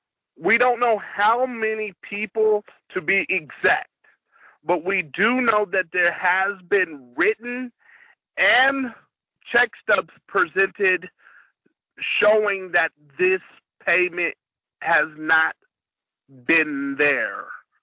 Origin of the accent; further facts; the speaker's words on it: the South, United States; I've been up here for the majority of my life, but I'm from the South, and we have a lot more benefits here in the North than we do in the South.